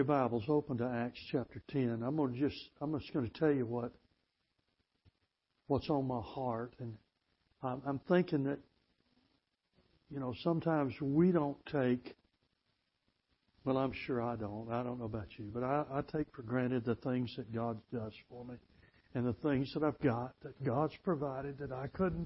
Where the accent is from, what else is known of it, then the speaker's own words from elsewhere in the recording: Mississippi, United States; also born or lived in Tennessee; I'm from Mississippi